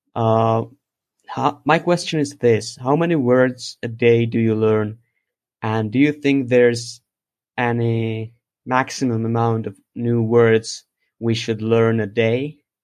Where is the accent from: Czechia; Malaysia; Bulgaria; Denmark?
Czechia; English is a second language; from the Czech Republic.